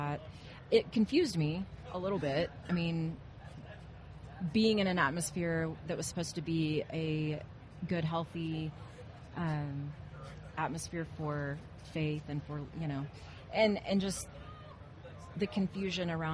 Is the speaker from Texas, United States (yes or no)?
yes; Arlington, Texas, United States; I grew up in Arlington, Texas. Okay. And I'm just born and raised Texas girl